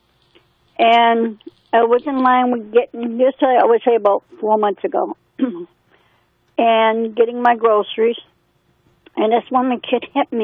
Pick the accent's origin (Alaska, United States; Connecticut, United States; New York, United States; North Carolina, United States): Connecticut, United States; Manchester; I was born and raised in this country. I was born in Connecticut